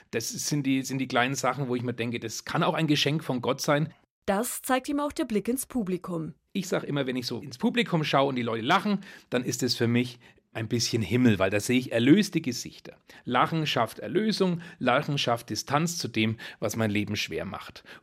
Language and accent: German; Bavaria, Germany; Wir Oberfranken, wir sagen ja